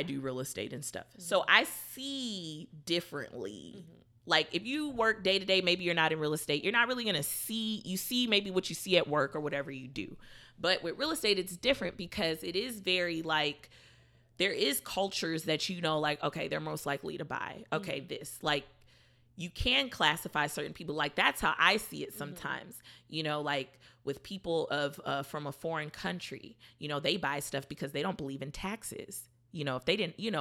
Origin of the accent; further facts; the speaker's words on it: Houston, Texas, United States; I'm from Houston